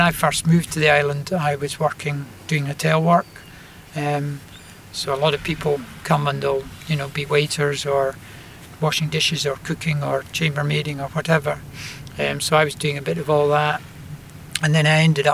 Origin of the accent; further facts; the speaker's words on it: Glasgow, Scotland, United Kingdom; I grew up in Glasgow